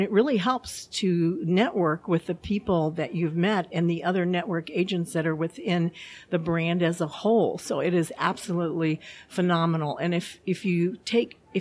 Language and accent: English; Edwardsville, Illinois, United States; I am from Edwardsville, Illinois.